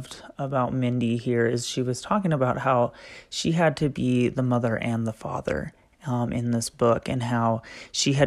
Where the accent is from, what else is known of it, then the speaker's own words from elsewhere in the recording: Utah, United States; I am from the Utah area